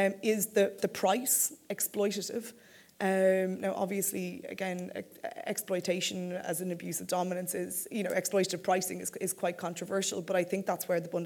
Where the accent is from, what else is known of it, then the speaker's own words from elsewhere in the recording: Ireland; now in United Kingdom; I'm Irish, but living in the UK